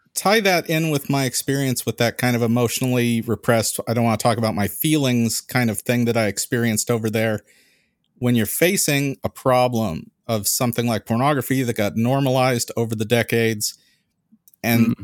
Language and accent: English; California, United States; We don't have accents in California